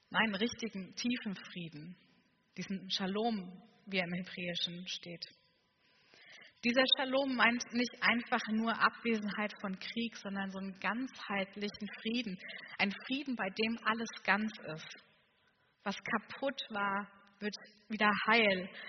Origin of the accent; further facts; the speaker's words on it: Saxony, Germany; Und ich komme aus Sachsen. Ich weiß, man hört es nicht mehr ganz so